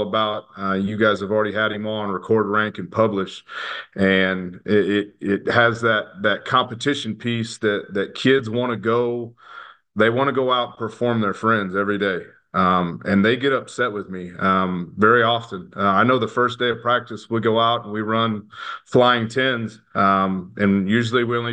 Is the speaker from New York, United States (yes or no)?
no; Nixa, Missouri, United States; I grew up in Nixa, Missouri, just south of Springfield.